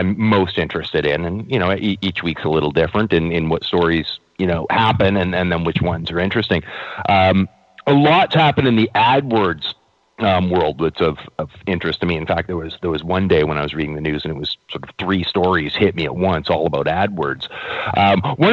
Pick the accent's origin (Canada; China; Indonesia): Canada; as a Canadian